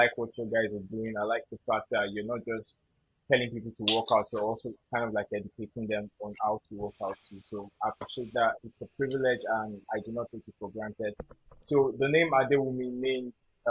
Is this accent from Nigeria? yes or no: yes; Yorubaland, Nigeria; being a Yoruba boy, you know, that's my indigenous tribe from Nigeria